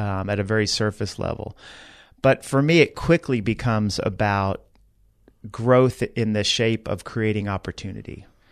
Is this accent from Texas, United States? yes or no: yes; Dallas, Texas, United States; moved away as an adult; also born or lived in Georgia; now in San Antonio, United States; I grew up in Dallas, went away to University of Georgia